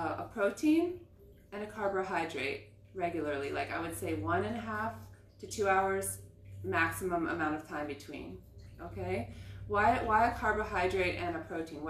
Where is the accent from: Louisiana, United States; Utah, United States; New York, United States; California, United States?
California, United States; Southern; moved away as an adult; also born or lived in Israel; I grew up in Southern California